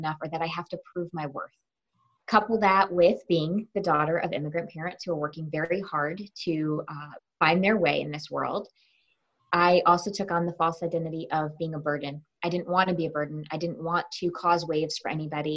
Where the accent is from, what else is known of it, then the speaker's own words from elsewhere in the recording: Connecticut, United States; I was born and raised in Connecticut